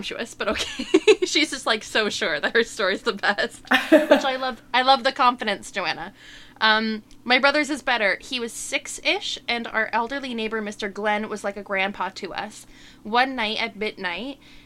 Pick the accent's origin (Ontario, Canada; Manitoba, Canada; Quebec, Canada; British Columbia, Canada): Ontario, Canada; Kitchener; Berlin, which is now Kitchener, which is my hometown